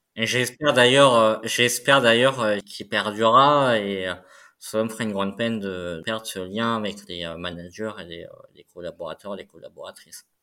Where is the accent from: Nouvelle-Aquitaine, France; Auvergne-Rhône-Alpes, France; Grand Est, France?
Grand Est, France; Moselle; moved away; je suis originaire de la Moselle